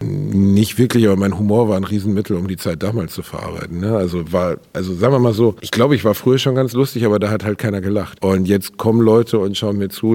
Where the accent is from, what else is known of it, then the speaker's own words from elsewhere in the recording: Gelsenkirchen, North Rhine-Westphalia, Germany; moved away as an adult; also born or lived in Dortmund / Osnabrück; Und ich bin dort halt aufgewachsen, mit 18 weggegangen